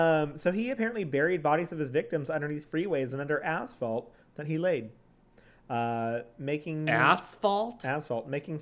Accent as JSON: {"language": "English", "town": "Azusa", "region": "California", "country": "United States", "said": "I'm from Azusa"}